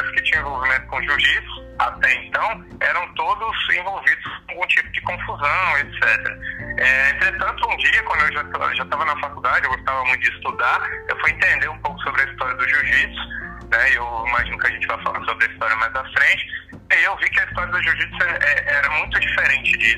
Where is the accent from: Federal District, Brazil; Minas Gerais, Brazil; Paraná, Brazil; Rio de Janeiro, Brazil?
Federal District, Brazil; Brasília; obrigado pela apresentação pessoal. É, sou aqui de natural de Brasília, tenho três filhos, sou casado é, e trabalho hoje no Colégio Militar de Brasília.